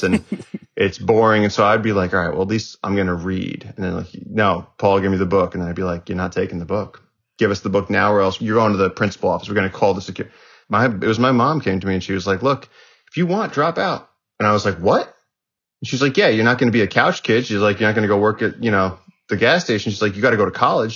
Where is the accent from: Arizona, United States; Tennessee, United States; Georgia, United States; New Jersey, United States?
New Jersey, United States; northern; also born or lived in Brooklyn, New York; I was born in Brooklyn, and my parents wanted to get away from the city, so they moved to like northern New Jersey, and so I had access to a lot of forest